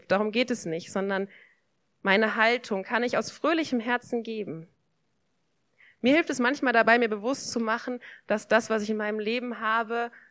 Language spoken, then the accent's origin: German; Germany; ich bin hier in Deutschland aufgewachsen, in einer Familie.